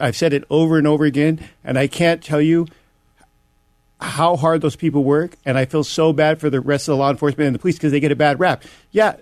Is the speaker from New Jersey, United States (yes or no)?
no; Los Angeles, California, United States; moved away as an adult; now in Illinois, United States; I was born in Los Angeles, California. I moved to Illinois 5 years ago